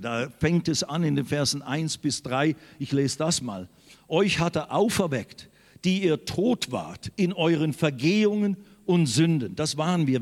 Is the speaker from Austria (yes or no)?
no; Switzerland; now in Germany; Ich bin in der Schweiz geboren worden